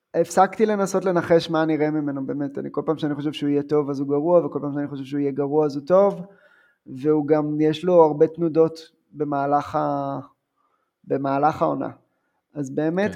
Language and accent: Hebrew; Ramat Rachel, Jerusalem District, Israel; אני בא מקיבוץ